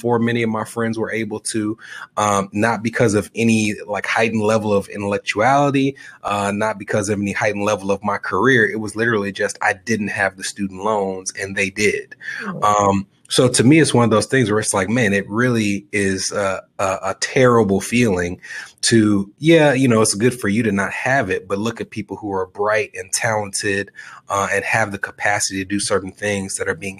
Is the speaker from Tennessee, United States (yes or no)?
yes; Nashville, Tennessee, United States; I was born and raised in Nashville